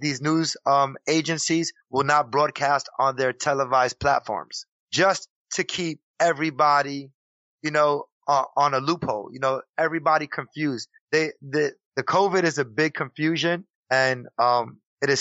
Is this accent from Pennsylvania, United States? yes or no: no; New York City, New York, United States; moved away as an adult; also born or lived in Puerto Rico; I'm from Puerto Rico and I was raised in New York City. So. My whole life until I was about 24 and a half was spent in New York City